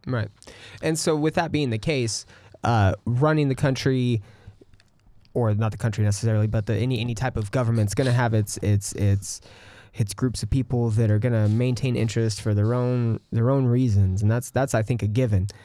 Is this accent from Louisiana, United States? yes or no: no; California, United States; now in Austin, United States; I am from California